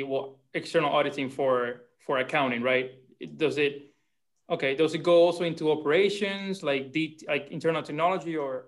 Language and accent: English; Cuba; now in Palm Beach Gardens, United States; First and foremost, I was born and raised in Cuba.